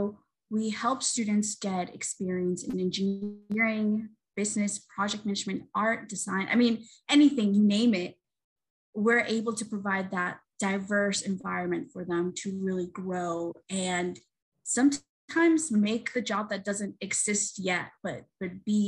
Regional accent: Colombia; moved away; I've been interested in space since I was very young, but in my home country of Colombia, we don't have a space program.

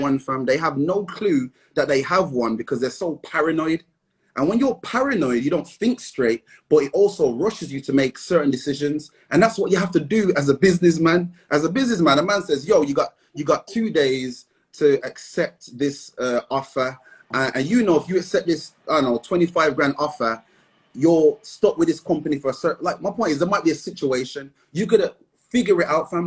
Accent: Midlands, United Kingdom; we're from the Midlands

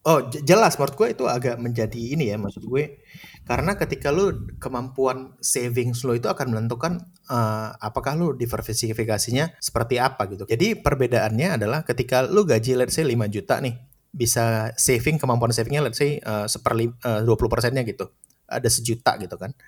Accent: Aceh, Indonesia; moved away; gue dari Aceh

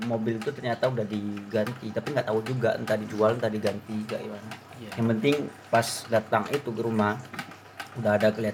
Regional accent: Riau, Indonesia; soalnya dia saya dari Riau ya kurang kurang kurang kurang paham lah bahasa Jawa

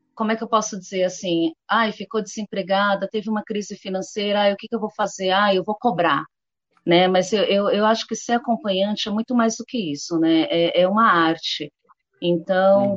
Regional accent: São Paulo, Brazil; eu sou de São Paulo capital, eu estou aqui na região dos Jardins

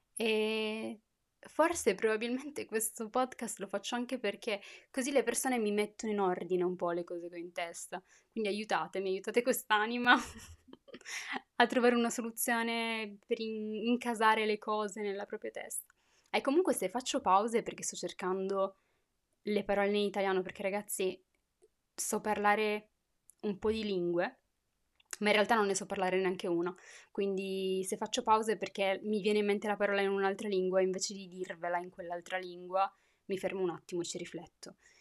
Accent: Turin, Piedmont, Italy; moved away as an adult; also born or lived in Morocco (heritage); now in France; sono nata a Torino.

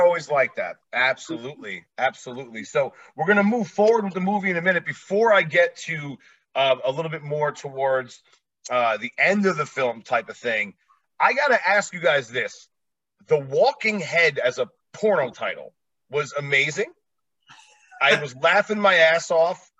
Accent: New Jersey, United States; moved away as an adult; now in Las Vegas, United States; I live in Vegas now. I'm originally from Jersey, about 15 minutes away from the city

